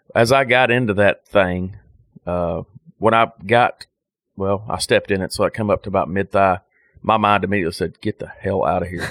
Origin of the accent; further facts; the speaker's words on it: United States; I'm an American